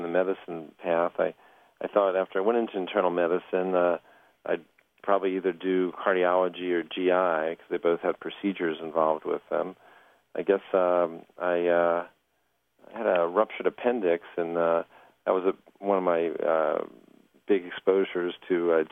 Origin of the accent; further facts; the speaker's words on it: Washington, District of Columbia, United States; I grew up in the Washington area